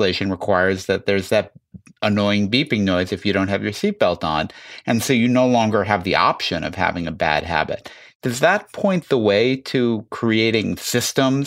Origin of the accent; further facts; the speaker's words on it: Chicago, Illinois, United States; I grew up in Chicago and went to a school that was across the street from a zoo